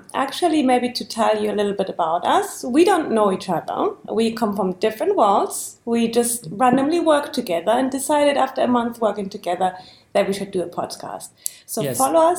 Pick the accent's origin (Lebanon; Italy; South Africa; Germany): Germany; I'm from Germany.